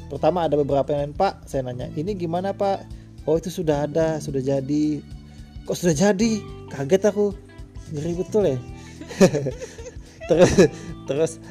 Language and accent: Indonesian; Samarinda, East Kalimantan, Indonesia; dulu kebetulan saya ini orang Samarinda saya terus mencari jodoh